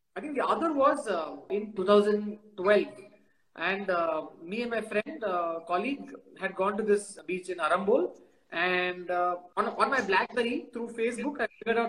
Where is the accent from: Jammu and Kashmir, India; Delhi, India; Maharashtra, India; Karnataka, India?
Karnataka, India; Bangalore; I'm from Bangalore. Bangalore has traffic jams.